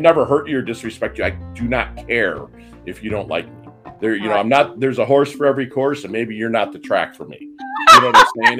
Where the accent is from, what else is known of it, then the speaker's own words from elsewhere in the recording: Michigan, United States; also born or lived in Philippines; I'm Midwestern from Michigan